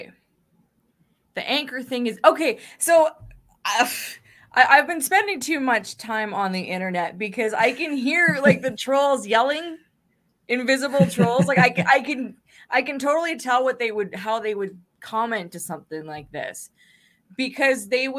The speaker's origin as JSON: {"language": "English", "country": "Canada", "said": "as a Canadian"}